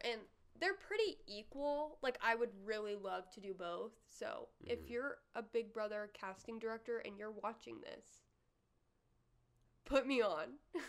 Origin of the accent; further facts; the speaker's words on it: Nashville, Tennessee, United States; moved away as an adult; now in Springfield, United States; We're from Nashville.